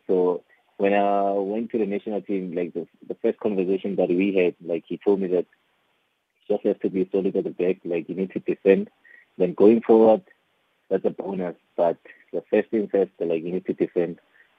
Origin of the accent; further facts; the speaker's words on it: Pretoria, Gauteng, South Africa; I was born and raised in Mamelodi, in Pretoria.